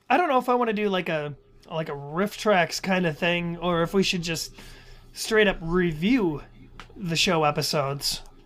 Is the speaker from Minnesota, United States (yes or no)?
yes; Minnesota, United States; it's just kind of how it comes out when you're talking really fast. It's just, it's Minnesota